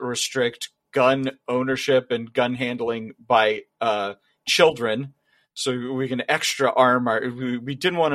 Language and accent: English; Kansas City, United States; I'm obviously from Kansas City